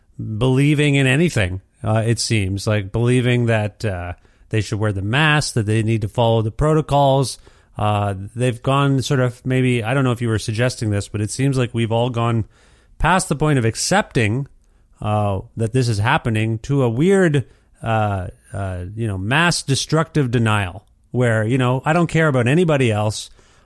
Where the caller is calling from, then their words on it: Edmonton, Alberta, Canada; I'm calling you from Edmonton, Alberta, in Canada.